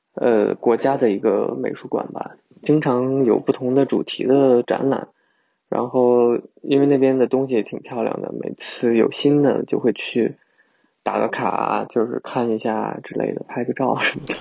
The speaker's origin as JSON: {"language": "Chinese", "country": "China", "moved": "yes", "lives_now": "Melbourne, Australia", "said": "是不是我们中国人的思想就是喜欢对比啊"}